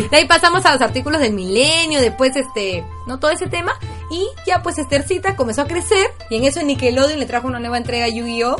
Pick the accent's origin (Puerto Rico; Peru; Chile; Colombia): Peru; yo personalmente, como peruana